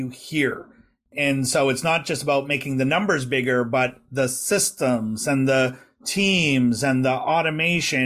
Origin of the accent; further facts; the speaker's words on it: West Coast of Canada, Canada; being a West Coaster, I don't have quite the same pronunciation as maybe people from Ontario or Quebec have